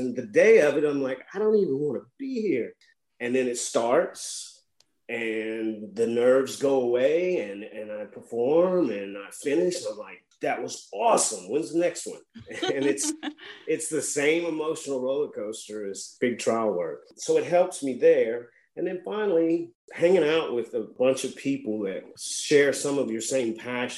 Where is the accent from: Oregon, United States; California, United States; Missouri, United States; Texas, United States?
Missouri, United States; moved away as an adult; also born or lived in Louisiana / Miami, Florida; now in Lafayette, United States; I grew up in Missouri, but I came to LSU and just never left, really.